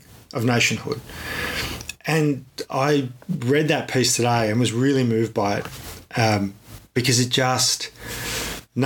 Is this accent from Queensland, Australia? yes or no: no; Ballarat, Victoria, Australia; I grew up in Ballarat. And come from Ballarat